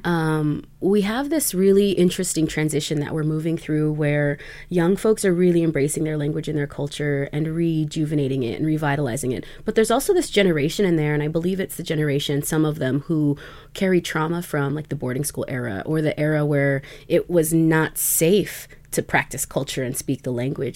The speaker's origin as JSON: {"language": "English", "region": "Nez Perce Nation of Idaho", "country": "United States", "said": "I am a citizen of the Nimipu Nation or Nez Perce Nation of Idaho um, and beyond"}